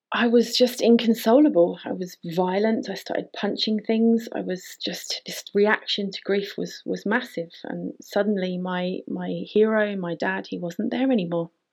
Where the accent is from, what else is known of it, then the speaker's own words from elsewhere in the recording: United Kingdom; moved away as an adult; also born or lived in Canary Islands; I decided that I was leaving the UK. I couldn't handle being there.